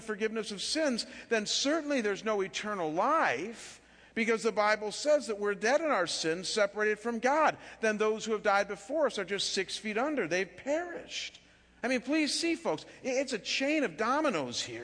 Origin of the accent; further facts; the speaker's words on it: Chagrin Falls, Ohio, United States; moved away; living back in my hometown of Chagrin Falls, just outside of Cleveland, Ohio